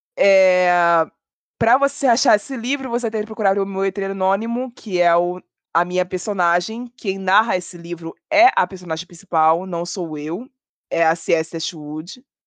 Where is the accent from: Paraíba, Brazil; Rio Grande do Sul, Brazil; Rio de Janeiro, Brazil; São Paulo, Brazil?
Rio de Janeiro, Brazil; eu sou do Rio de Janeiro